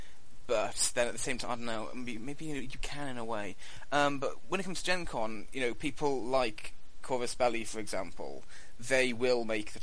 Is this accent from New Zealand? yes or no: no; United Kingdom; being a Brit myself